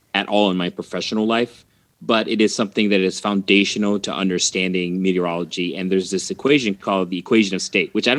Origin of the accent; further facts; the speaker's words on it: St. Louis, Missouri, United States; moved away as an adult; also born or lived in Grand Junction, Colorado; now in New Zealand; I was fortunate that there was one in my hometown. So I got to stay home in St. Louis after high school and get my degree